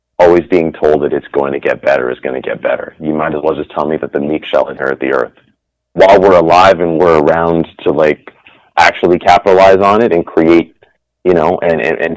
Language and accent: English; Canada; We're so Canadian